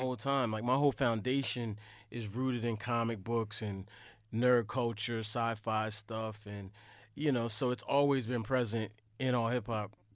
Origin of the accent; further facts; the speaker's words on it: Delaware, United States; I'm from Delaware.